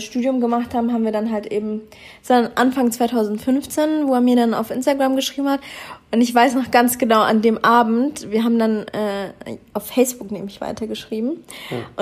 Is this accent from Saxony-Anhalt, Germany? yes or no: no; Munich, Bavaria, Germany; moved away as an adult; also born or lived in Düsseldorf; now in Australia; ich komme ja eigentlich aus München